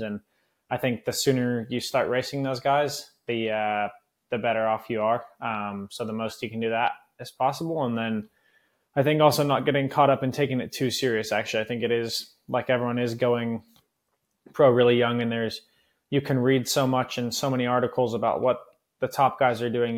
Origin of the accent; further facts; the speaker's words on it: Northern California, United States; moved away as an adult; I grew up in Northern California racing a lot of the local crits and road races